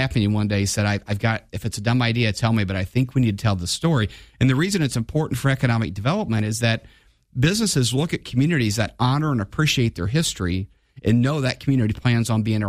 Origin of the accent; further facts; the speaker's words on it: Divernon, Illinois, United States; I grew up in Divernon.